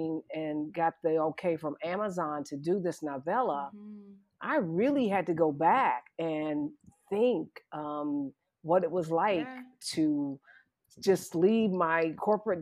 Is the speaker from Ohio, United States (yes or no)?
yes; Columbus, Ohio, United States; moved away as an adult; also born or lived in Munich, Germany; I was born and raised in Columbus, Ohio